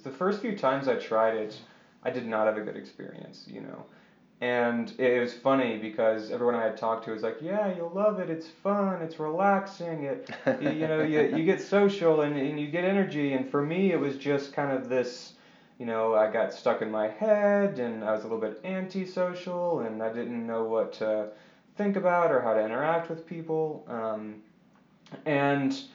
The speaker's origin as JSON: {"language": "English", "town": "Colorado Springs", "region": "Colorado", "country": "United States", "tie": "born or raised there", "also_born_or_lived": "Memphis, Tennessee", "said": "I moved to Colorado when I was 9 and grew up in Colorado Springs."}